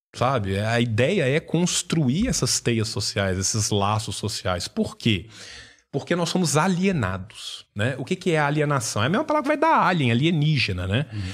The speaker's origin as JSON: {"language": "Portuguese", "country": "Brazil", "said": "a gente é brasileiro"}